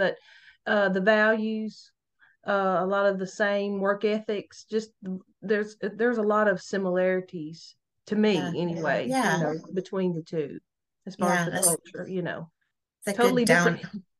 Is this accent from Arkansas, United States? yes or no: yes; Arkansas, United States; accent: southern; I am from Arkansas, the Deep South. I'm actually in the southeast corner of Arkansas, so I'm as pretty much as southern as you can get.